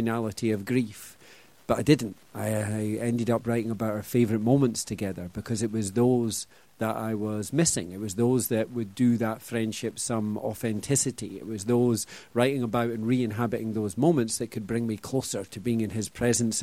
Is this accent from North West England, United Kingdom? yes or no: no; Scotland, United Kingdom; I'm very Scottish. This is my posh international voice